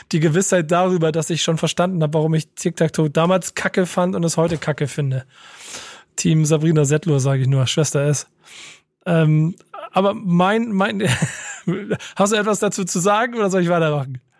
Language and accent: German; Germany; born there; ich bin von der Bantu Nation, ich bin in Deutschland geboren, meine Geburtsurkunde ist deutsch, meine komplette Familie ist in Angola geboren und ist dort registriert.